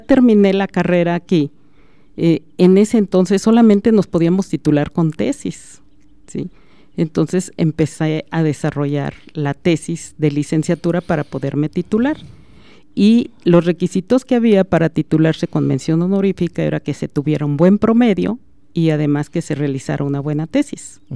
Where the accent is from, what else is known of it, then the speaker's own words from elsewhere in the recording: Aguascalientes, Mexico; moved away as an adult; now in Celaya, Mexico; yo soy originaria de Aguascalientes